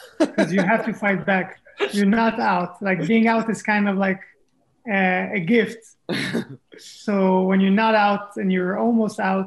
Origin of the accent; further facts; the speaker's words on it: Israel; also born or lived in France; I was born in France, grew up in Israel